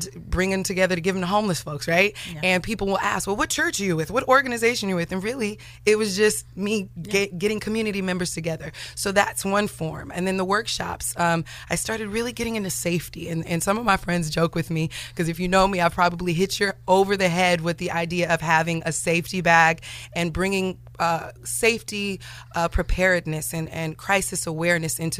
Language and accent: English; Sacramento, California, United States; also born or lived in Detroit, Michigan; I was born in Detroit. I'm a Cali girl and I was raised in Sacramento